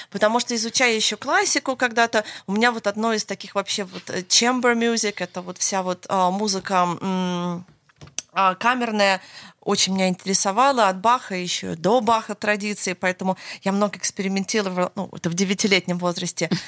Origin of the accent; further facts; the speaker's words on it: Los Angeles, California, United States; я уже потом выросла и училась в Лос-Анджелесе в Америке.